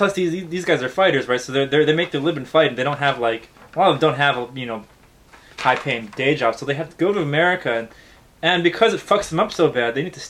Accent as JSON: {"language": "English", "town": "Honolulu", "region": "Hawaii", "country": "United States", "moved": "yes", "lives_now": "Tokyo, Japan", "said": "I'm like, \"Oh, I'm from St. Louis Heights, which is like the name of my neighborhood, you know.\""}